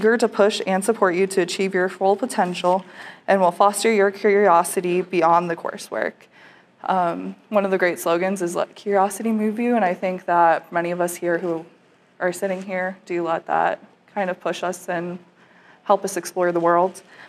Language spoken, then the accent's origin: English; Connecticut, United States; moved away as an adult; now in Nebraska, United States; I am from Connecticut, as I mentioned before, but I had never been to the Midwest, not even Chicago, before my new student enrollment day.